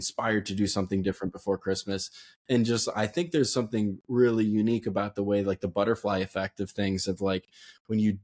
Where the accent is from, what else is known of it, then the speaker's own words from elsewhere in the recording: Connecticut, United States; We're obviously both from Connecticut